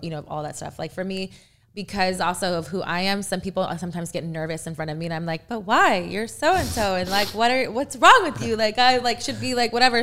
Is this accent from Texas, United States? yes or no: yes; Texas, United States; now in Louisville, United States; I am actually from Texas